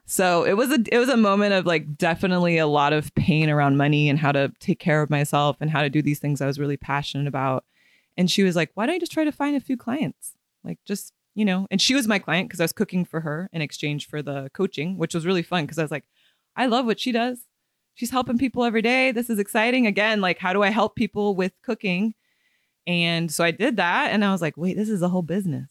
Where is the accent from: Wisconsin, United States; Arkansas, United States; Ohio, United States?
Ohio, United States; Middletown; moved away as an adult; also born or lived in California; I'm from Middletown. I grew up in Middletown, and then I moved to California right after I finished my undergrad at U C, um, University of Cincinnati